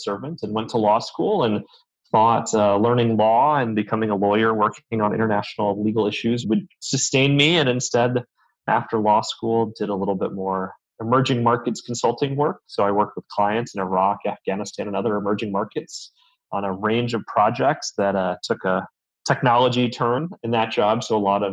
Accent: Southern California, United States; now in Northern California, United States; I am from California originally, and glad to be back in my native state, even if Southern California is still what I think of as home

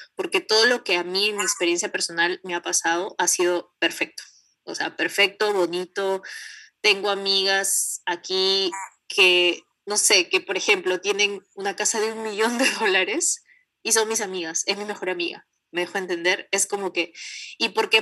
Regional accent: Peru; moved away as an adult; now in Canada; cuando salí de Perú

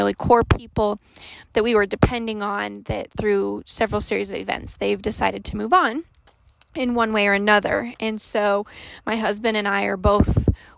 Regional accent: Colorado, United States; I was born and raised in Colorado and live here with my wonderful husband of 6 years

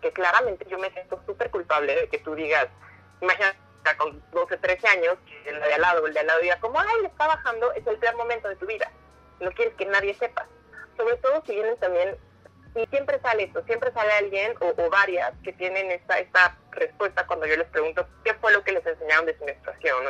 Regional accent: Oaxaca, Mexico; now in Mexico City, Mexico; yo soy de Oaxaca

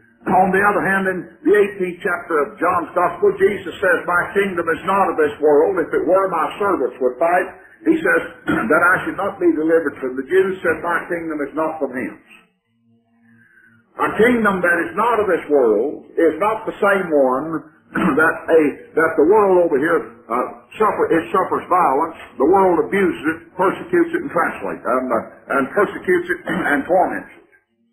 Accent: Texas, United States; I'm from Texas.

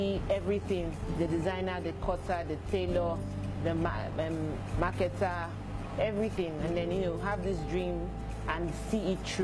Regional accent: Lagos, Nigeria; also born or lived in Delta State; I hail from Delta State, but I was born and raised in Lagos

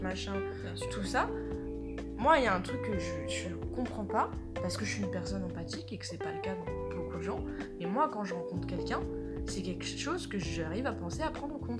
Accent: France; on est français

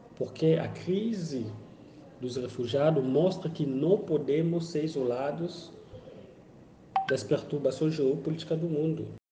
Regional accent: DR Congo; Portuguese is a second language; moved away as an adult; now in Brazil; eu sou homem negro, venho da África, do, da República Democrática do Congo desde 2013

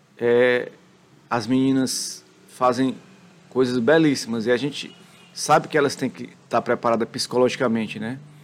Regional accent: Brazil

